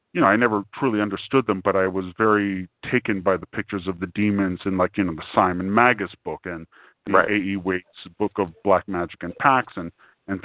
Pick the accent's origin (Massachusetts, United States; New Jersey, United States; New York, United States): New York, United States; New York City; because I came from New York City